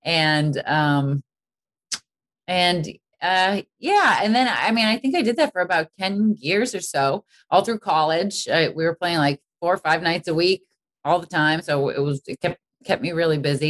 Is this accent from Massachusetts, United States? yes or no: yes; Boston, Massachusetts, United States; wanted to go to Berklee growing up in Boston.